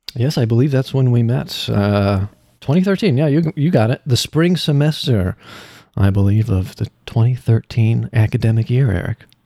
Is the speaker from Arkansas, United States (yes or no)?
no; Illinois, United States; moved away as an adult; now in California, United States; I am from Illinois